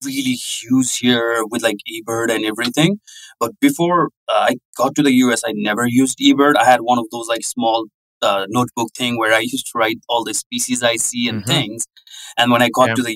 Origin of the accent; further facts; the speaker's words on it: Kathmandu, Bagmati, Nepal; moved away as an adult; also born or lived in North Dakota, United States; now in United States; I'm from Kathmandu